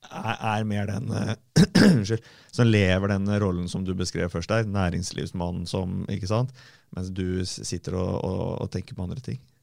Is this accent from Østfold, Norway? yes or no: yes; Fredrikstad, Østfold, Norway; både du og jeg har vokst opp på Selbakk